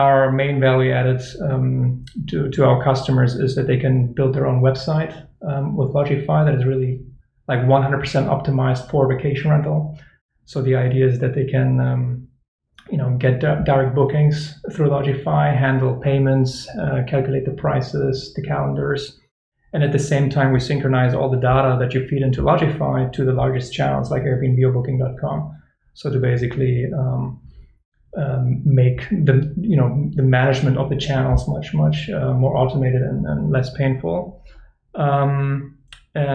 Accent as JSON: {"language": "English", "country": "Germany", "moved": "yes", "lives_now": "Barcelona, Spain", "said": "I'm from originally from Germany, from a ski resort"}